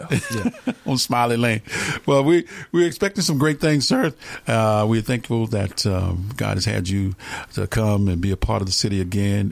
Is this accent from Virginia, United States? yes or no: no; Atlanta, Georgia, United States; moved away; I'm born and raised in Atlanta